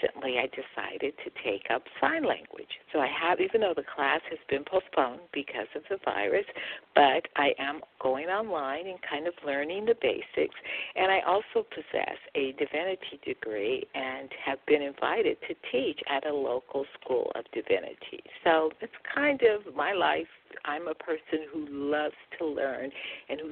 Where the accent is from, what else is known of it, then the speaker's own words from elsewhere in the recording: California, United States; also born or lived in Mississippi; I was born in Mississippi, and my parents moved to California when my brother and I were quite young